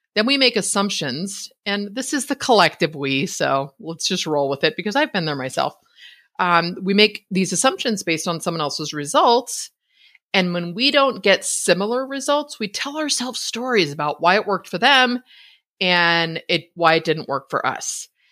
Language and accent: English; Northern California, United States; now in Idaho, United States; born and raised in Northern California